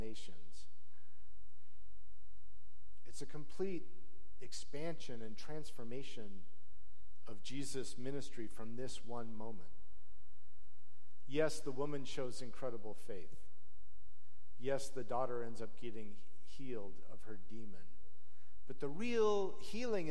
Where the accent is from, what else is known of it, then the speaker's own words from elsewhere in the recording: Salt Lake City, Utah, United States; I grew up in Salt Lake City, Utah, in an affluent neighborhood